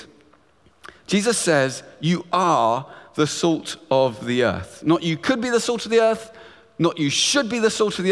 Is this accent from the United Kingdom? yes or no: yes; Luton, East of England, United Kingdom; I grew up in beautiful town just north of London called Luton